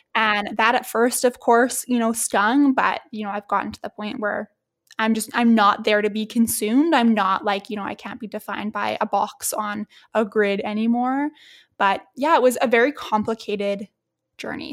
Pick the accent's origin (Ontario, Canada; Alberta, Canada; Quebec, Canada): Alberta, Canada; Edmonton; my hometown at Edmonton.